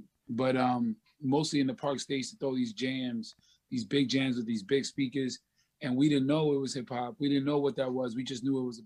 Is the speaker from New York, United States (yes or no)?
yes; New York City, New York, United States; I'm from the South Bronx. I grew up with a father